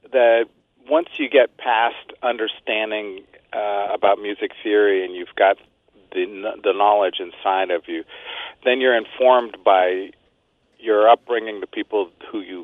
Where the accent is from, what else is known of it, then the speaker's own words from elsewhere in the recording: New York area, United States; I'm from the New York area